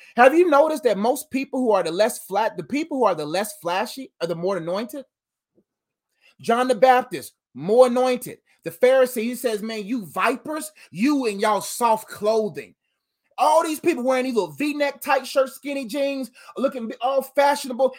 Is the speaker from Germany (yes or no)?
no; Nigeria; I'm Nigerian